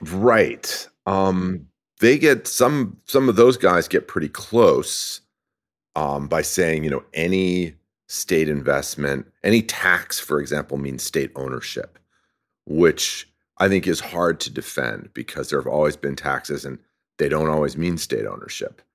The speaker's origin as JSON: {"language": "English", "country": "France", "tie": "born or raised there", "moved": "yes", "lives_now": "California, United States", "said": "I grew up in France"}